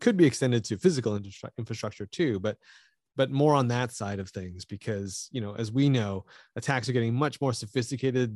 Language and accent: English; Canada; I'm Canadian